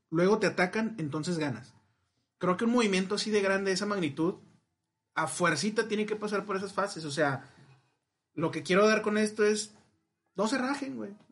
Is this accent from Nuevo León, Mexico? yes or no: yes; Monterrey, Nuevo León, Mexico; somos regios. Pues supremacía del norte.